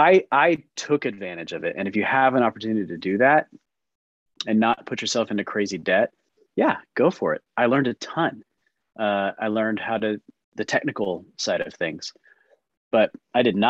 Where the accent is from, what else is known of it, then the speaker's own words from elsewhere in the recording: Texas, United States; moved away as an adult; also born or lived in California; I grew up in Texas